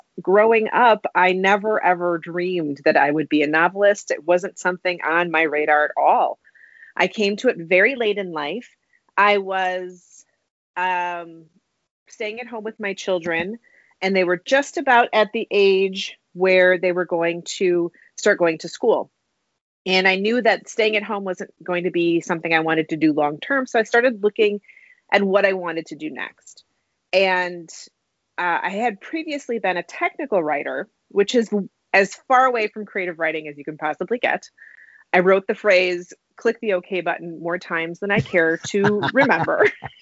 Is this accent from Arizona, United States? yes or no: no; Wisconsin, United States; my home state of Wisconsin